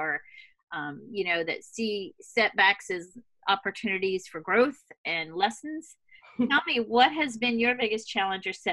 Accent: Louisiana, United States; also born or lived in Boston / Switzerland / Hawaii / Italy; But I come from Louisiana, which you might imagine is not quite so, it's a different kind of bubble.

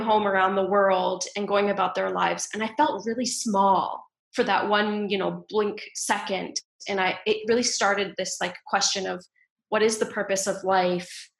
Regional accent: Ontario, Canada; also born or lived in Ottawa / Toronto; So I grew up in a small town in Ontario, in Canada

